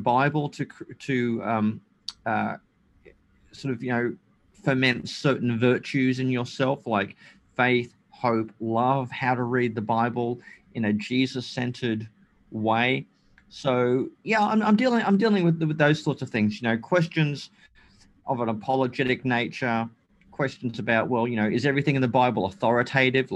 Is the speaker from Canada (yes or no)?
no; Australia; also born or lived in Germany; when I was about 4 years old, my parents divorced and I came to Australia with my mother, and I grew up in Australia